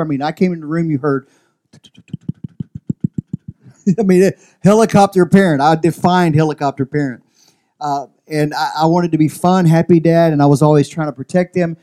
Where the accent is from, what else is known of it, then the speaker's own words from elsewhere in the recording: Louisiana, United States; now in Central Valley, California, United States; I'm from Louisiana